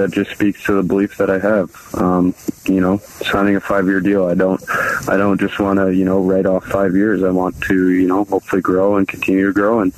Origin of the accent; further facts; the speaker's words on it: Canada; growing up in Canada